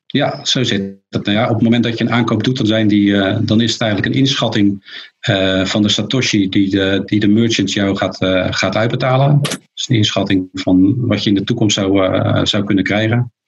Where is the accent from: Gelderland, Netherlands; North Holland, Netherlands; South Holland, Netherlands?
South Holland, Netherlands; near Rotterdam; ik kom uit de buurt van Rotterdam.